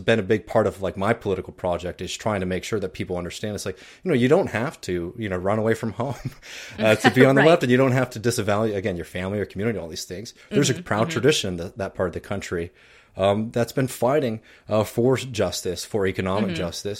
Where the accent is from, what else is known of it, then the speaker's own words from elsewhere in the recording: Texas, United States; now in New York, United States; I'm moving back to Texas in a week. But, you know, every time I tell people I'm from Texas, there's always this awkward pause, right?